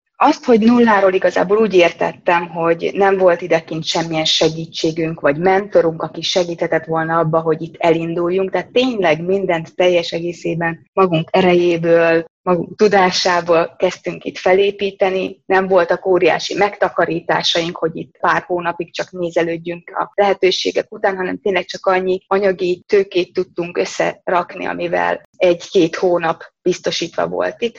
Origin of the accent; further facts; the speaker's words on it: Hungary; moved away as an adult; now in Germany; én kelet-európai vagyok, én magyar vagyok